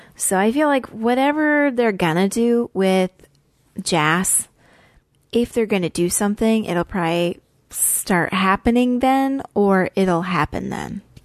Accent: Idaho, United States; I'm from Idaho, so I am familiar with the Rockies.

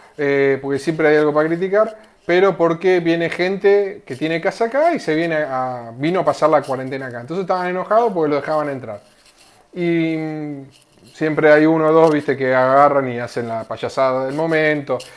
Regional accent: Argentina; soy argentino

